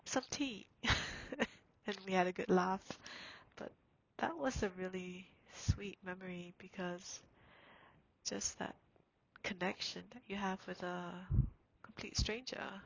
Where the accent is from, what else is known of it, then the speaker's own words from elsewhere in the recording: Singapore; moved away; I'm from Singapore